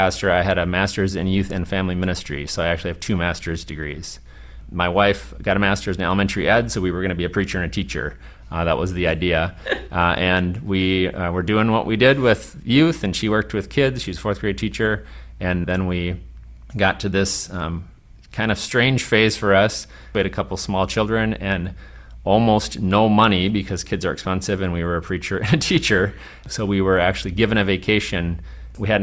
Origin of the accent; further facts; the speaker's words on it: Midwest, United States; We're Lutheran from the Midwest